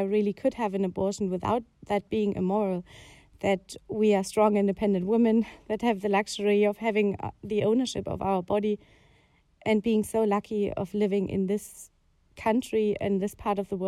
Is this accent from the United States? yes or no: no; Germany; I grew up in Germany